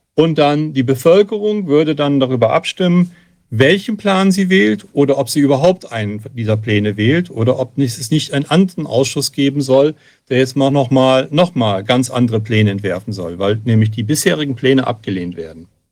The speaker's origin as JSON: {"language": "German", "region": "Hesse", "country": "Germany", "said": "ich komme aus Hessen"}